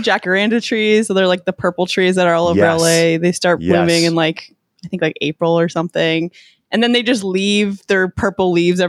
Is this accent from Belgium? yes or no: no; Canada; also born or lived in Texas; now in Los Angeles, United States; I'm originally from Canada, and then I was in Texas for a long time, and now I've been here. I just became a U.S. citizen a couple months ago.